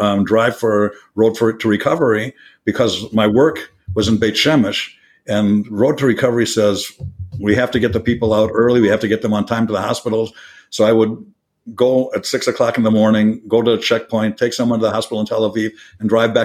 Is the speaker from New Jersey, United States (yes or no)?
no; Minneapolis, Minnesota, United States; moved away as an adult; now in Kfar Etzion, Israel; I immigrated to Israel from America. I was born and raised in Minneapolis